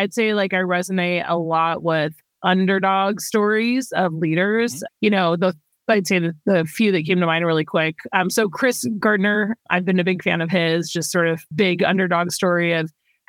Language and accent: English; Bangkok, Thailand; moved away; I grew up in Asia. I grew up in Bangkok, Thailand before I moved back to the States.